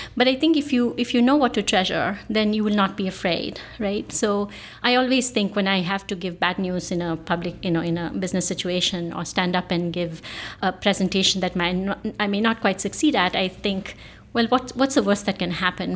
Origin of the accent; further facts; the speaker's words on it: Bangalore, Karnataka, India; moved away as an adult; now in San Francisco Bay Area, United States; I was born in Bangalore, India. I now live in the San Francisco Bay Area.